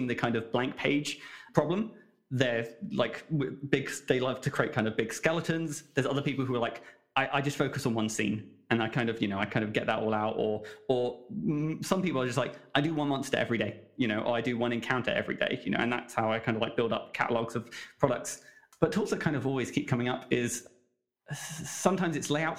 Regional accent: England, United Kingdom; me as an English person

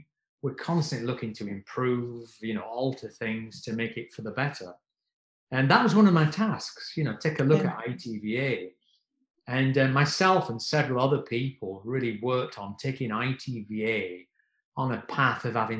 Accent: South Africa; And I'm really embarrassed to tell you, I'm South African, but I've never cut ethnic hair.

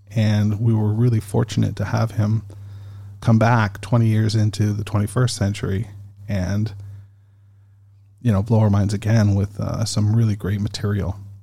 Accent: Canada; I'm Canadian

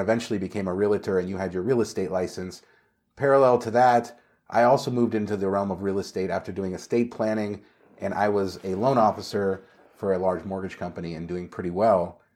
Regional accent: Northridge, California, United States; I grew up and lived in Northridge

